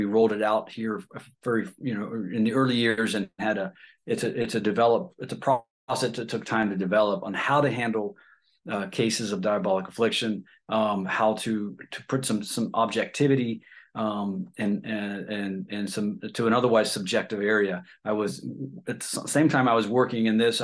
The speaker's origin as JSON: {"language": "English", "region": "Ohio", "country": "United States", "moved": "yes", "said": "I'm originally from Ohio"}